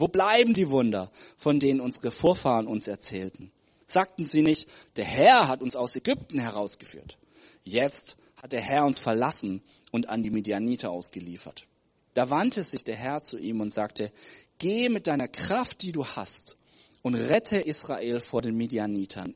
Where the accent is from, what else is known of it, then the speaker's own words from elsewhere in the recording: Germany; ich komme aus Deutschland.